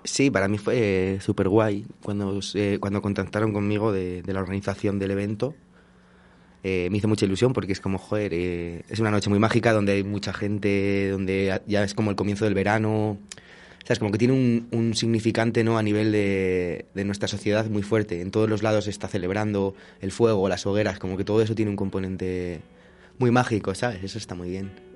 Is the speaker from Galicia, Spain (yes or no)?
no; Valladolid, Castile and León, Spain; also born or lived in Portugal; yo soy de Valladolid, he estado viviendo un tiempo fuera en Portugal